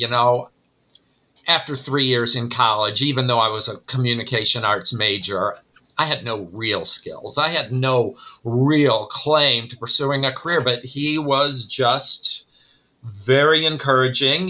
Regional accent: Northwest Ohio, United States; moved away as an adult; now in Elgin, United States; I grew up in Northwest Ohio

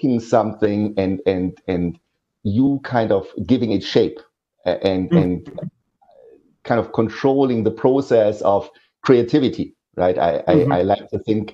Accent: Ruhr area, western Germany, North Rhine-Westphalia, Germany; English is a second language; moved away; also born or lived in Aachen, Germany; It's in this steel production and coal mining area where I grew up

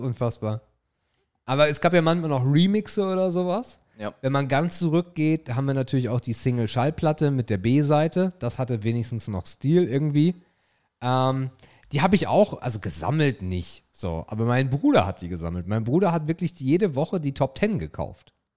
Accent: the North, Northern Germany, Germany; Wir kommen aus dem Norden

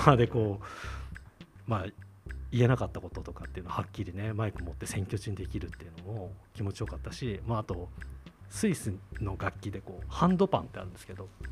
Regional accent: Tachikawa, Tokyo, Japan; 僕は立川生まれ立川育ちであの44歳なんですけどずっと立川であの住んでで

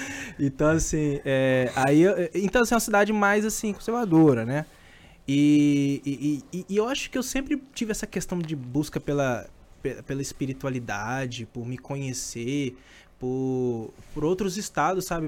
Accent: Governador Valadares, Minas Gerais, Brazil; moved away; Eu sou de Minas, né? Então, eu morava na cidade

